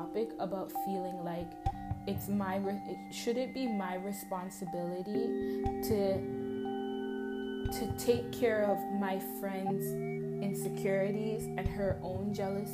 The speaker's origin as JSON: {"language": "English", "town": "Toronto", "region": "Ontario", "country": "Canada", "said": "I'm from Toronto"}